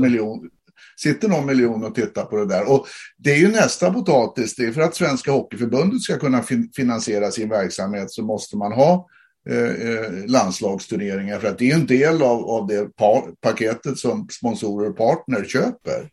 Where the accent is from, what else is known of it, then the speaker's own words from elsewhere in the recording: Sweden; vi är från Sverige